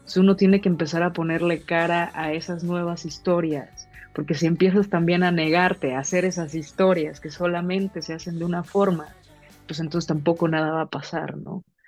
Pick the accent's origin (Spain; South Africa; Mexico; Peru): Mexico; nosotros como mexicanas, como mexicanos, tenemos diferentes historias de vida